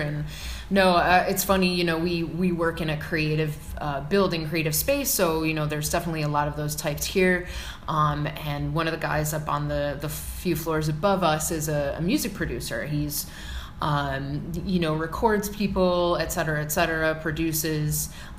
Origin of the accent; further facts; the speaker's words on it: Midwest, United States; I mean, I grew up in the Midwest where there was none of that. It was very flat, nothing to, you know